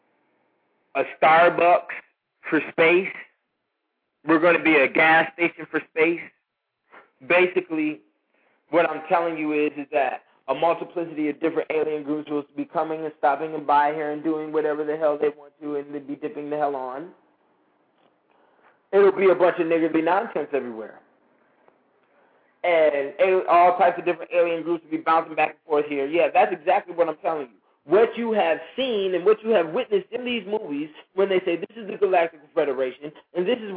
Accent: United States; I'm an American, straight up

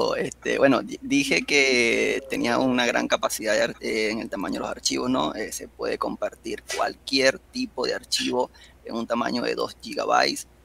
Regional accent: Venezuela; yo soy acá de Venezuela

